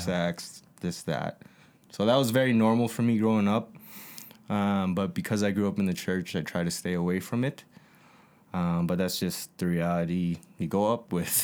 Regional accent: Calgary, Alberta, Canada; born and raised, like J Mo said, I was born at, uh, in Calgary

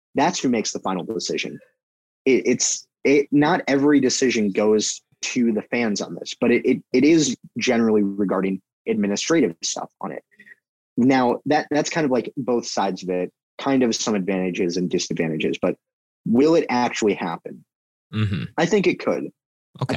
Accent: United States; I'm an American

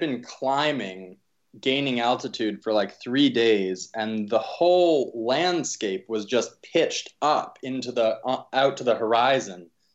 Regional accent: East Coast, United States; also born or lived in Pittsburgh; I grew up on the East Coast

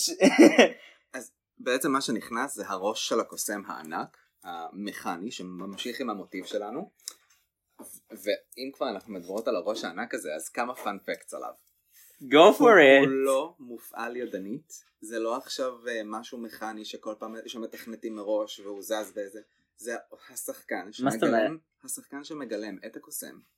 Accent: Israel; אנחנו באות מישראל.

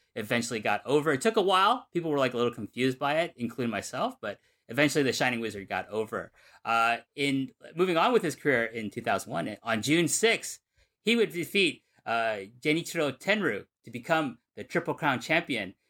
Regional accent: Numazu, Shizuoka, Japan; my hometown of Numazu

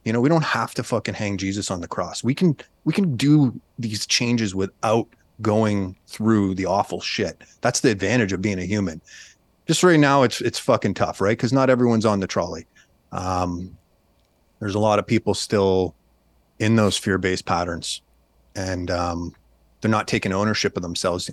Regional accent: Canada; moved away as an adult; now in United States; I'm a Canadian

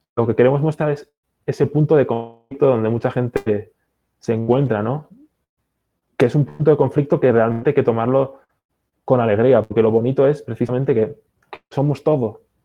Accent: Basque Country, Spain; also born or lived in Galicia; now in United States; ni en mi pueblo se come paella. Eh, yo en la escuela hablaban en euskera, no en, no en español. Mi familia habla gallego-portugués

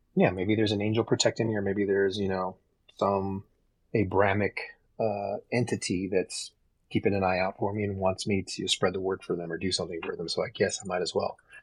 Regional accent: Texas, United States; moved away as an adult; now in Reno, United States; I grew up in Texas. I live in Reno

